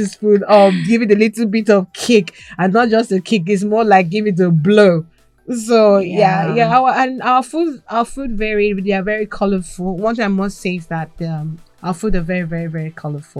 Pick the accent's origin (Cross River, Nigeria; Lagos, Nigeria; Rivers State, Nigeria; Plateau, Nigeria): Lagos, Nigeria; also born or lived in Delta State, Nigeria / Ghana; now in United Kingdom; even though I'm from Delta State, I grew up in Lagos, which is the western area.